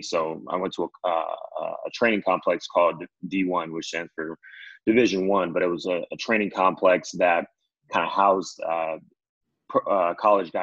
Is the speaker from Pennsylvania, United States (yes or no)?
no; Diamond Bar, California, United States; I'm a native from California. Grew up in Diamond Bar, which is about 45 minutes outside